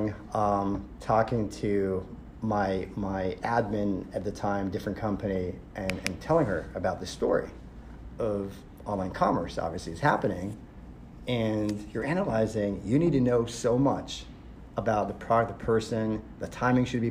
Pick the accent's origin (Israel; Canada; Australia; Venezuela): Israel; moved away; I'm originally from Israel.